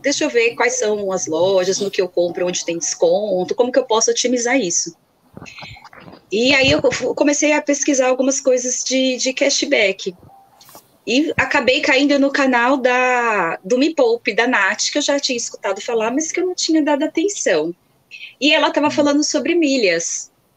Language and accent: Portuguese; Guarulhos, São Paulo, Brazil; Eu sou aqui da Grande São Paulo, mais precisamente da cidade de Guarulhos, pertinho aqui do aeroporto